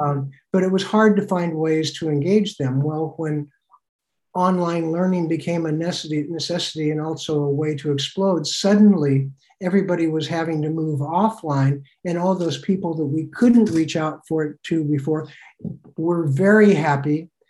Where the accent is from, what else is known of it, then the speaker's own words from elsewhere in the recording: Oregon, United States; moved away; also born or lived in Togo / South Korea / Burkina Faso / Benin; I grew up on farms in Oregon